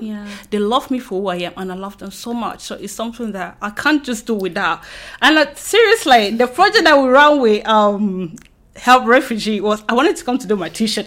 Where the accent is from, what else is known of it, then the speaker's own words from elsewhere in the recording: Cameroon; moved away as an adult; now in United Kingdom; from Cameroon